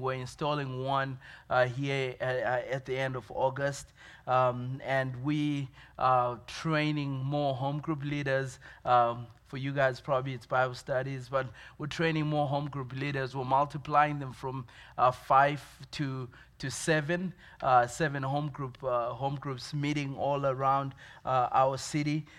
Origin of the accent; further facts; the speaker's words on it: Zimbabwe; moved away as an adult; also born or lived in Dallas, Texas; now in Williamsport, United States; I was born in Zimbabwe, uh, Zimbabwe in Africa